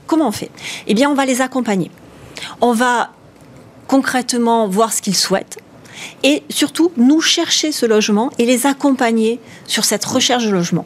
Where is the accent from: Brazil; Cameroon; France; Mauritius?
France; the South, south of France; accent: southern; j'ai un petit accent du hmm, Sud